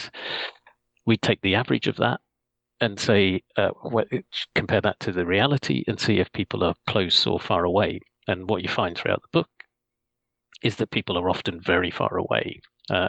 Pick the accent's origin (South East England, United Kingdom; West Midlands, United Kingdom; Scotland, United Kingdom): Scotland, United Kingdom; now in London, United Kingdom; I was born in Scotland